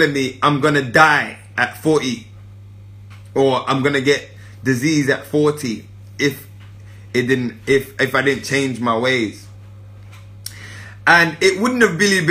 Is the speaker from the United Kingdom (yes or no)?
yes; London, United Kingdom; I grew up in Northwest